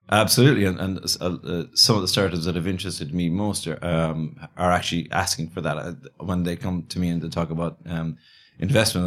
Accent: Galway, Connacht, Ireland; also born or lived in Dublin, Ireland / China; I grew up in Ireland, yeah, on the West Coast

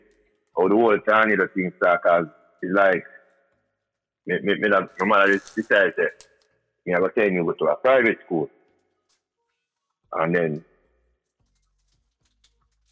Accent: East Orange, New Jersey, United States; we're from East Orange.

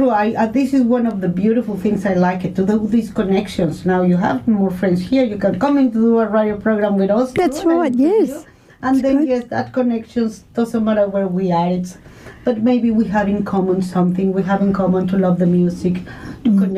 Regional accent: Mexico; moved away as an adult; now in Launceston, Australia; I'm from Mexico, and yes, I live in Launceston since 2008

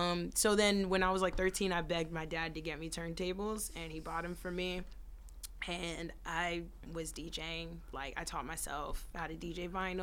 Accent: Prince George's County, Maryland, United States; also born or lived in Washington, D.C.; now in New York, United States; I was born in D.C., up in P.G. County.

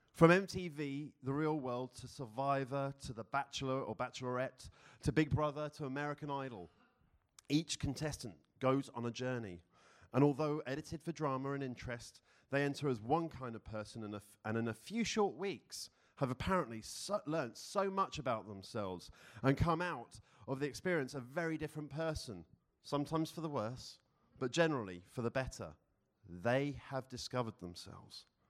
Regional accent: London, United Kingdom; moved away as an adult; now in Philadelphia, United States; I was born and raised in London, UK.

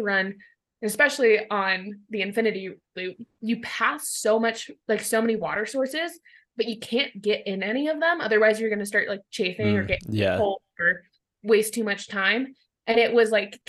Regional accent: Colorado, United States; moved away as an adult; also born or lived in Tacoma, Washington; I'm originally from Colorado, but I went to college out in Washington

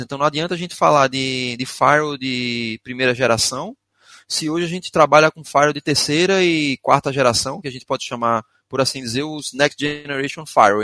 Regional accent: Recife, Pernambuco, Brazil; accent: arrastado; first language Portuguese; eu sou de Recife, moro em Recife, Pernambuco. Por isso, alguns de vocês devem até estranhar o meu sotaque, é arrastado mesmo

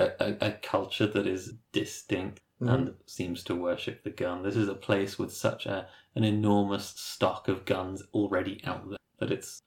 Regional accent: Ireland; So I'm coming from Ireland.

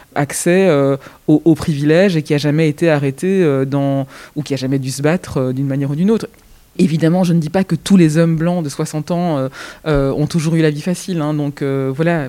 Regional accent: Belgium; je suis né en Belgique, mais mes origines sont ailleurs

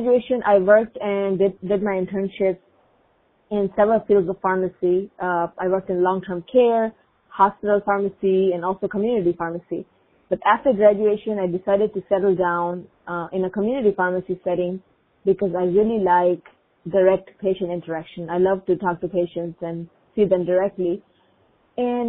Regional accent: Pakistan; first language Urdu; English is a second language; now in Minnesota, United States; I am originally from Pakistan, and growing up, my mom and other relatives, my aunts, used many natural remedies

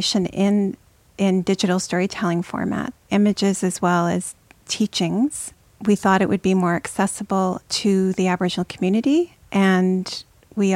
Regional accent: Sagkeeng First Nation, Manitoba, Canada; I'm from the Sagging First Nation in Manitoba

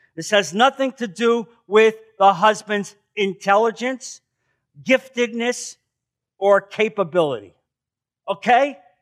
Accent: New Jersey, United States; moved away as an adult; now in Naples, United States; I'm from New Jersey

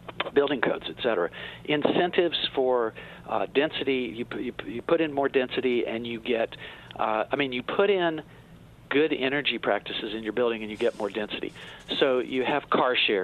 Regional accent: Tennessee, United States; I'm from Tennessee

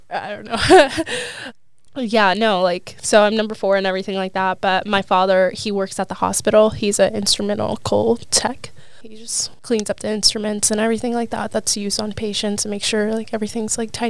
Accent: Liberty, Missouri, United States; So I am from Liberty, Missouri, but my family is from Sudan, right in Africa, right below Egypt

